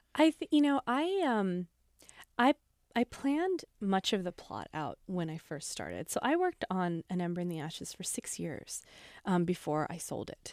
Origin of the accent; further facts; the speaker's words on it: Mojave Desert, Southern California, United States; I grew up in the Mojave Desert in Southern California